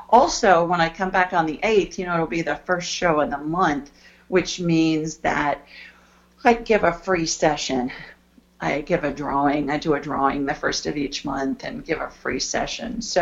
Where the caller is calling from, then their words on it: Collinsville, Illinois, United States; I'm calling from Collinsville, Illinois.